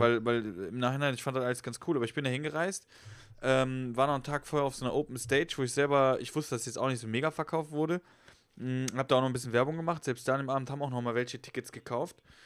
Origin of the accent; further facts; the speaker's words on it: Westerwald, Rhineland-Palatinate, Germany; moved away; Ich komme ja eigentlich aus dem Westerwald